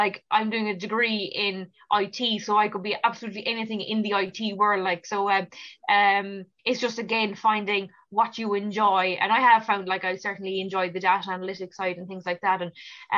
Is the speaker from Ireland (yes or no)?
yes; Ballineen, Munster, Ireland; growing up in Ballinine, like, all my life, going to school there, it's where I'm from